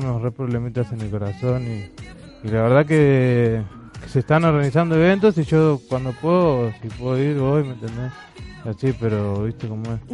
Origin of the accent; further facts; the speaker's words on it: Los Polvorines, Buenos Aires Province, Argentina; zona norte, los polorines